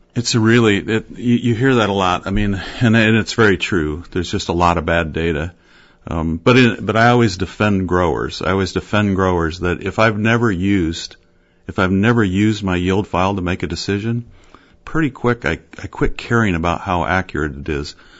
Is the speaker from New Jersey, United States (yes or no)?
no; Fairfield, Iowa, United States; Southeast Iowa, Fairfield.